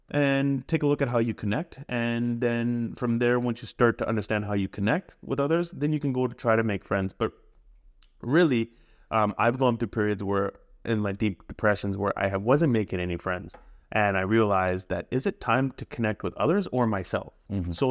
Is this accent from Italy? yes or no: no; Punjab, India; also born or lived in Abbotsford, Canada / Okotoks, Canada; now in Canada; I'm literally from Okotoks, Abbotsford, and India. Yeah, like I'm from all places, man. Yeah, I'm from Punjab, I'm from Abbotsford, and I'm from Okotoks.